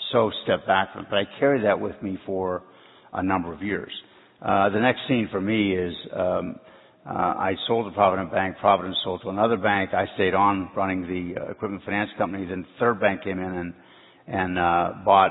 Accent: Canonsburg, Pennsylvania, United States; moved away as an adult; now in Cincinnati, United States; I'm from Pittsburgh, Pennsylvania, small town, Cannonsburg. I grew up in a blue-collar family

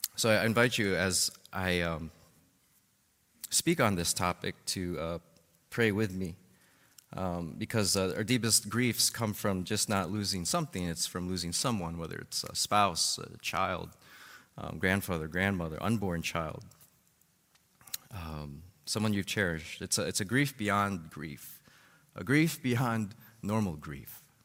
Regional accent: Chicago, Illinois, United States; my uncle, uh, who lived with his family in the house right beside, uh, our family, uh, growing up in Albany Park

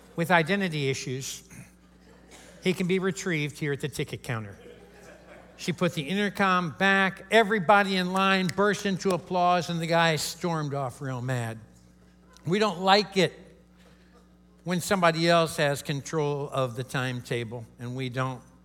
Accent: Kentucky, United States; I'm from Kentucky. Uh, that's the headquarters of KFC, right where I live in, in Louisville

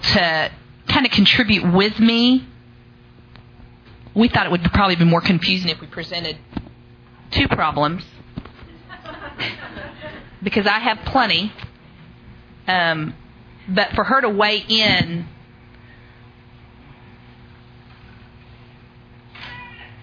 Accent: Oklahoma, United States; I'm from Oklahoma.

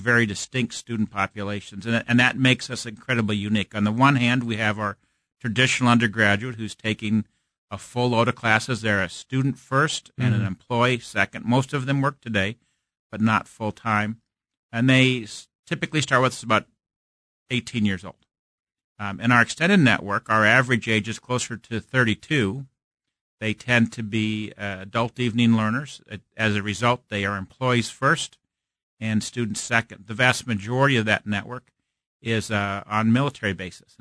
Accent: Omaha, Nebraska, United States; also born or lived in St. Louis, Missouri; now in Kansas City, United States; I'm originally from Omaha, Nebraska

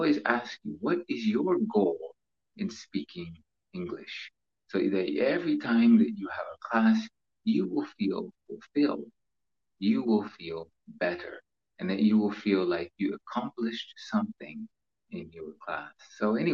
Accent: United States; moved away as an adult; now in Philippines; I've been living in the Philippines for 19 years, but I am an American

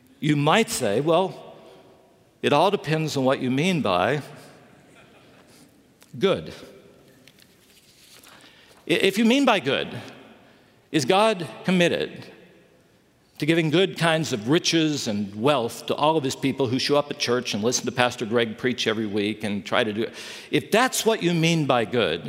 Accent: West Virginia, United States; also born or lived in Chicago; now in Southern California, United States; I grew up in West Virginia

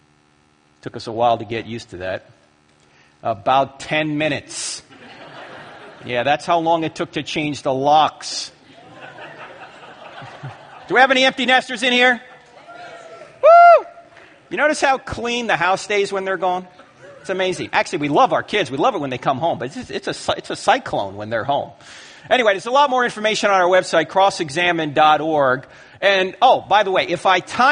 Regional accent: New Jersey, United States; moved away; I'm originally from New Jersey

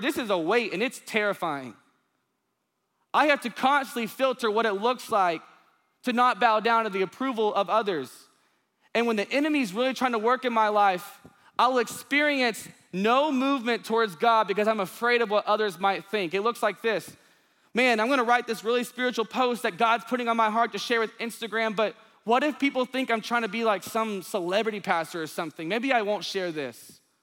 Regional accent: Union Grove, Texas, United States; now in Dallas, United States; my hometown, it says Union Grove, population four hundred sixty-one

